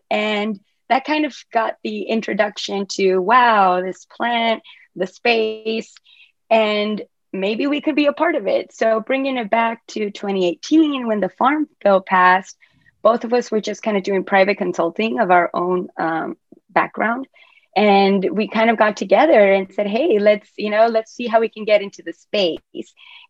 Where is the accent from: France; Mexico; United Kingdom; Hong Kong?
Mexico; also born or lived in Asia; now in United States; I'm originally from Mexico, so in the Hispanic background, cannabis is just, you know, it's just bad.